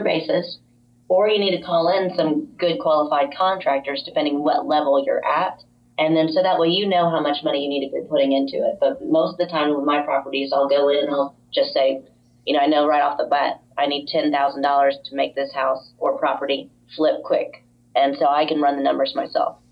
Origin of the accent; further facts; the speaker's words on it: Jupiter, Florida, United States; moved away as an adult; also born or lived in Chicago; We then were transferred to Jupiter, Florida, which is our hometown